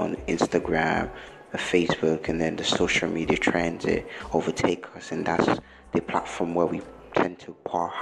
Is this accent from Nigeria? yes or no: yes; Nigeria; although I'm from Africa, although I'm Nigerian